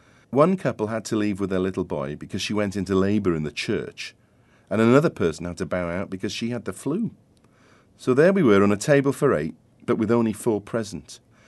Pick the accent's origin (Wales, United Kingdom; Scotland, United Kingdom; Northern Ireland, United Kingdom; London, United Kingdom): Wales, United Kingdom; I am Welsh